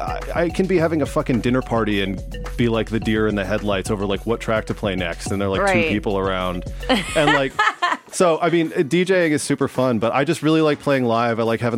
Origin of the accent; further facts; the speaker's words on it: West Coast, United States; I grew up in on the West Coast listening to, like, … and …